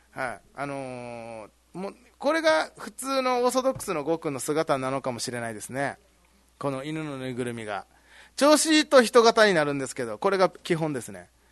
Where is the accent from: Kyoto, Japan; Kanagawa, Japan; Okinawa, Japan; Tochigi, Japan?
Okinawa, Japan; Ginoza; moved away as an adult; 僕宜野座出身なんで